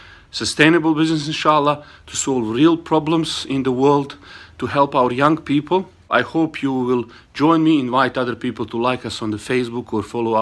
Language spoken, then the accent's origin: English; Bosnia & Herzegovina; now in Australia; originally I was born in Bosnia, I live in Australia